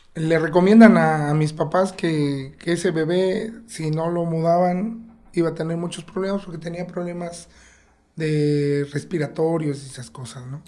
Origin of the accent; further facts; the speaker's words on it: Oaxaca, Mexico; also born or lived in Mexico City; Yo aquí en Río Consolado crecí de los cuatro años a los 16 años, yo viví por acá